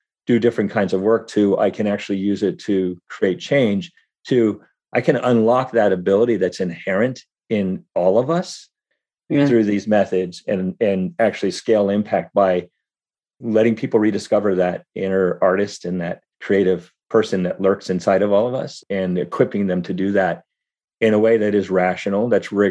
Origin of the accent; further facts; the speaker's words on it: Berkeley, California, United States; I was born in Berkeley